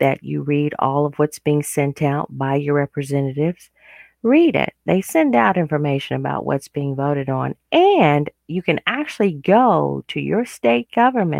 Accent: United States; As an American

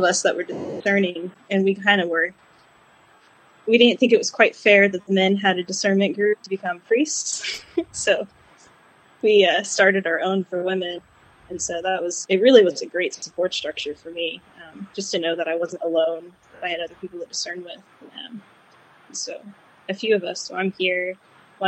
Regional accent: Yukon, Oklahoma, United States; now in Tulsa, United States; So I grew up in Yukon. We never changed parishes.

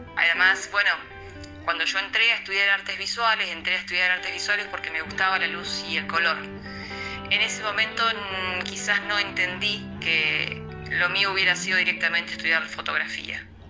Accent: Santa Fe, Argentina; now in Esperanza, Argentina; nací en Santa Fe, ciudad de argentina. Vivo en Esperanza, ciudad de argentina

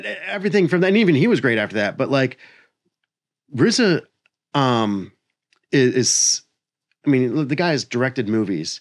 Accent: Maryland, United States; moved away as an adult; also born or lived in Tennessee; I grew up in Maryland

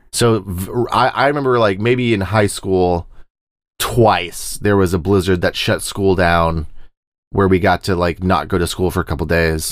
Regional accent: Plains part of Texas, United States; I'm from the Plains deserty part of Texas

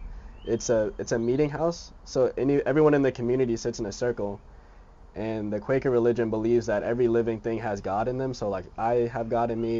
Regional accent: New York, United States; moved away; also born or lived in Hampton, Virginia; I'm from New York originally

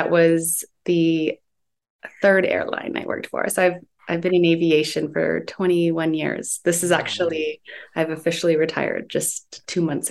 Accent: Guelph, Ontario, Canada; No, I'm from Ontario, close to Toronto, like

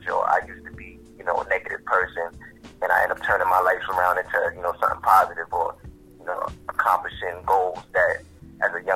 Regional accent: New York City, New York, United States; I'm from Queens. In other words, I'm from Queens Village. Better known as Shadyville

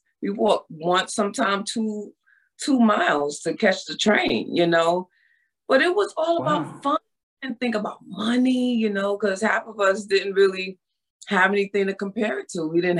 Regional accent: Bronx, New York, United States; also born or lived in Harlem; Well, I was born and raised in New York. I was born in Harlem.

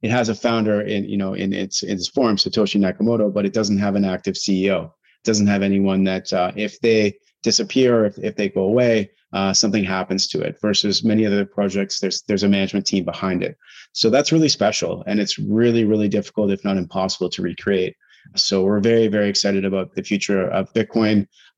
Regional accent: Canada; There's just so many uncertainties that are very hard to appreciate as a Canadian.

